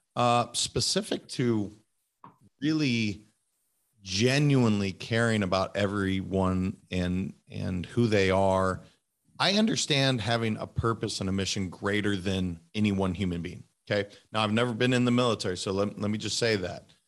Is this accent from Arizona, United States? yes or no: no; Montana, United States; also born or lived in California; now in Florida, United States; I'm a kid from Montana